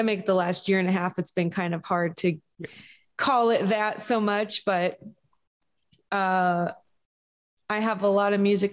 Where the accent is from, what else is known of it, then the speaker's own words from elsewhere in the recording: Kendallville, Indiana, United States; moved away as an adult; also born or lived in Chicago / Arizona; I grew up outside of Fort Wayne, about 30 minutes away in a little town called Kendallville that had about 7,000 or 8,000 people in it in Indiana and northeastern Indiana. I lived there from the time I was born until college.